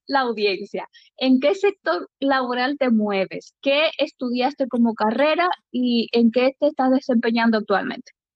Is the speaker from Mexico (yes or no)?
no; Dominican Republic; now in Spain; yo como dominicana